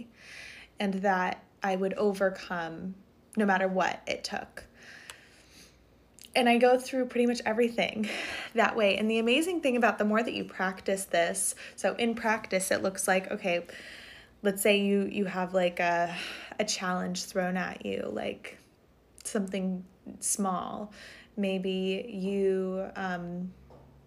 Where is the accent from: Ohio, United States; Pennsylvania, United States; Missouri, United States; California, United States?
California, United States; Montecito; moved away as an adult; now in Maine, United States; And Montecito is a town in Santa Barbara County. And I went to middle school in that town and grew up right next to it.